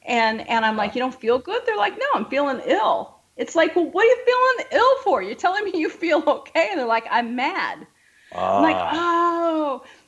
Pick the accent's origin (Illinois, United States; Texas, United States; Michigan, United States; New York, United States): New York, United States; upstate; I'm an upstate girl.